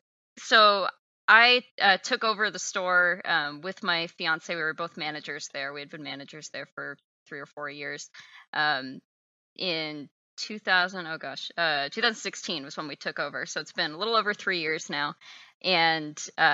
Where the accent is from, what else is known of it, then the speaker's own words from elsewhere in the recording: Texas, United States; moved away as an adult; also born or lived in Seattle; I'm from Texas, so I was pretty far away from home.